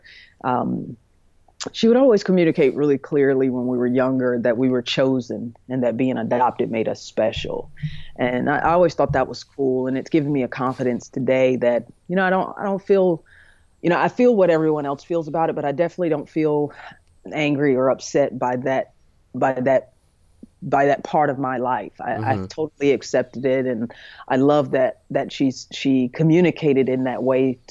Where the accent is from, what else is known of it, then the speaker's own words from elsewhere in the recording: High Point, North Carolina, United States; also born or lived in Jacksonville, North Carolina; was adopted by a couple from High Point, North Carolina, which is right in the middle of the state, called the Triad area. And that's where I was raised, and that's what I consider and call home.